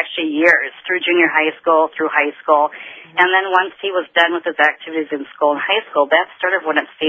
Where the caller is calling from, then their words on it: Boston, Massachusetts, United States; I'm calling actually from Boston from the National Conference for Compassionate Friends.